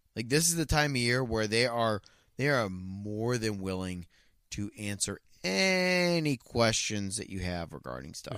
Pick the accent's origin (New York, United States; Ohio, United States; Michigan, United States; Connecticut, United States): Ohio, United States; growing up in Ohio